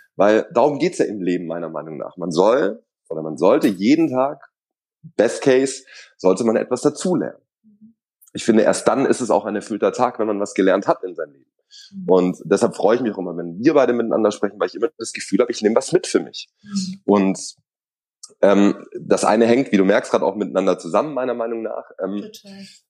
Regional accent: Swabia, Germany; ich bin aber gebürtiger Schwabe

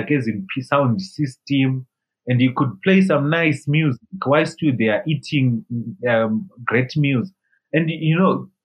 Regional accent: Zimbabwe; I left Zimbabwe to India

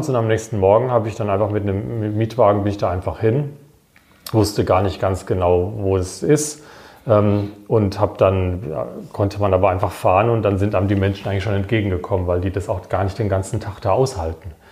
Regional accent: Wiesloch, Baden-Württemberg, Germany; weil meine Heimatstadt Wiesloch, die hat auch genauso viele Einwohner

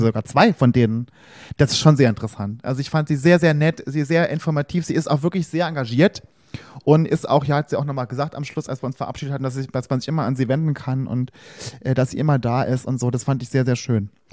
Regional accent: Saarland, Germany; now in Berlin, Germany; im Saarland, wo ich herkomme oder hier in Berlin

